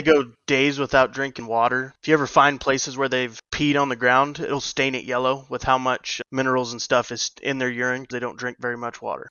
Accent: New Mexico, United States; Grew up in Mexico on a 42 section research ranch

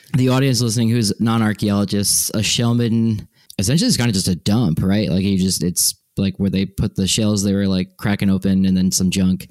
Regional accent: Northeast, United States; moved away; I grew up in the Northeast.

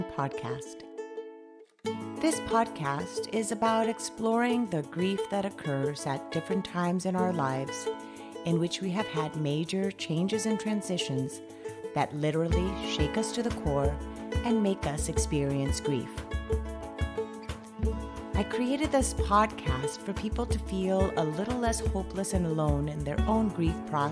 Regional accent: Colombia; moved away as an adult; now in United States; I've lived in the States longer than I lived in Colombia. And I remember because I moved here when I was 18

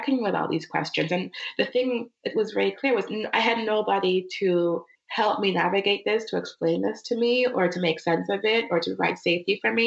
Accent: Arcadia, California, United States; also born or lived in Minnesota / New York / Uganda (family); when I was 8, we moved from Minnesota, which was a primarily white town. As you know, we moved to Arcadia, California

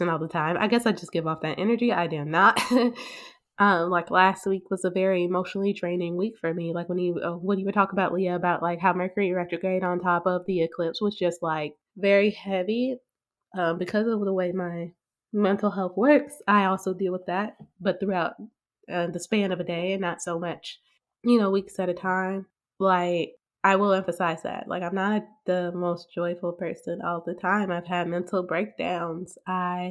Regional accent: Huntsville, Alabama, United States; also born or lived in Birmingham, Alabama; I moved from Birmingham, Alabama, back to my hometown of Huntsville, Alabama

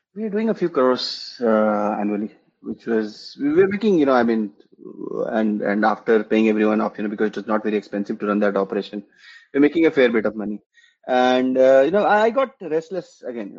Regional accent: Jharkhand, India; also born or lived in West Bengal; now in Bengaluru, India; I grew up in, uh, you know, in parts in Jharkhand and in West Bengal. You know, I, have been, you know, I've lived in both parts of the country, and uh, but yeah, primarily in Jharkhand

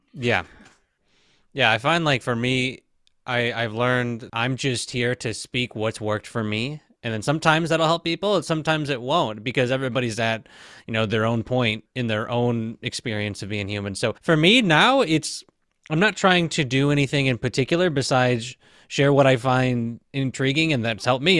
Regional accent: Michigan, United States; moved away as an adult; also born or lived in Tampa, Florida / Phoenix, Arizona; I was living in Michigan, born and raised in Michigan. Not born, I was born in Tampa, Florida, but for most of my life, I lived in Michigan.

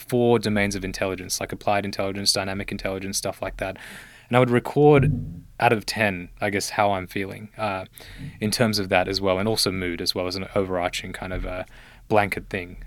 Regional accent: Australia; also born or lived in Sri Lanka; I was born in Sri Lanka, uh, but I came to Australia when I was one year old.

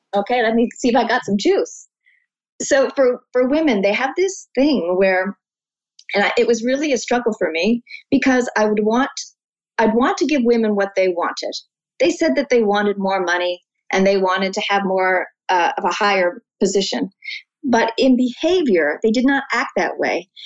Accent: Canada; as a Canadian

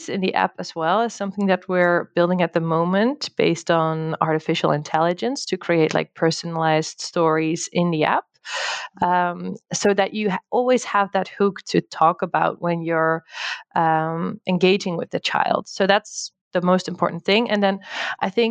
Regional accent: Netherlands; moved away as an adult; also born or lived in United States; now in Portugal; I'm originally from the Netherlands

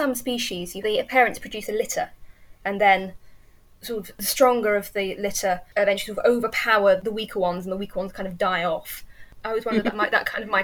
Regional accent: Yorkshire and the Humber, United Kingdom; I've lived here almost all my life. I was brought up about an hour away

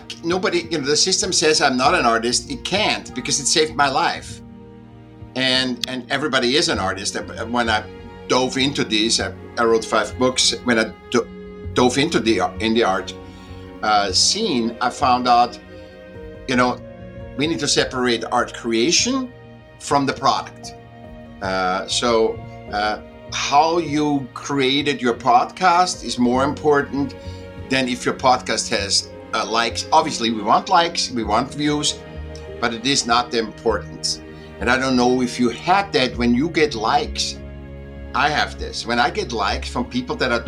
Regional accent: Vienna, Austria; I was born in Vienna, Austria. I was a sick child. I went to school when I was 7

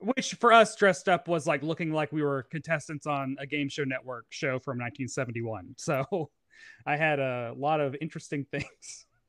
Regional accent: Tennessee, United States; moved away as an adult; now in New York City, United States; I'm from Tennessee

